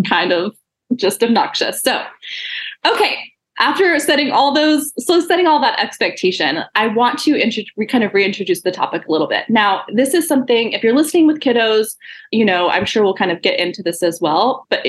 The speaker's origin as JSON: {"language": "English", "region": "Texas", "country": "United States", "said": "I'm a Texas gal too"}